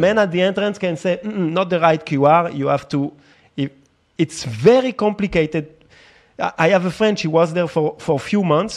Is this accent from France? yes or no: yes; France; now in Tel Aviv, Israel; I grew up in France